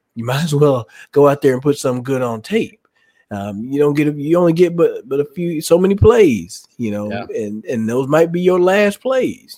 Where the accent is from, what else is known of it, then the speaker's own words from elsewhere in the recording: Indianapolis, Indiana, United States; I was born in Indianapolis